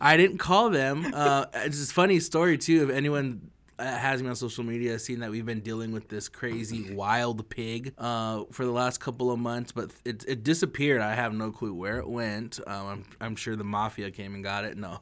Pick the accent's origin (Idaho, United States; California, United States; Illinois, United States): Idaho, United States; Lapwai; I'm from Lapoy. I'm proud to be from Lapoy